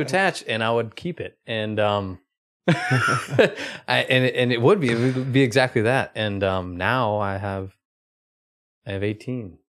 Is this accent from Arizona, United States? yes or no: no; Oklahoma, United States; I grew up in Oklahoma.